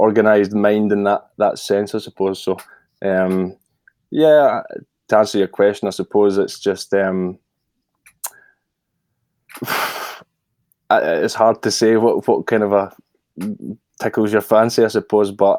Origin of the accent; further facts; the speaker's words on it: Scotland, United Kingdom; I'm from Scotland